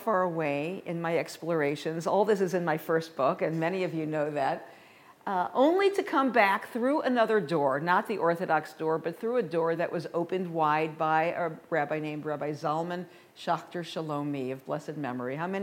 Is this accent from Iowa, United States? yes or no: no; St. Louis, Missouri, United States; now in Colorado, United States; I was raised in the Midwest in St. Louis